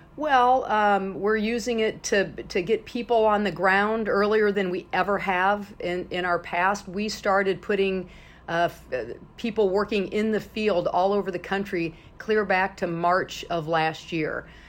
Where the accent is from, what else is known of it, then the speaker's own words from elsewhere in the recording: Illinois, United States; my home state of Illinois